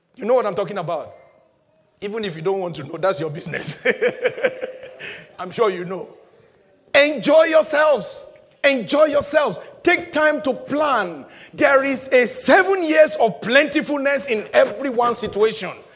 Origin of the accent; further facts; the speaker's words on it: Nigeria; moved away; back in my home country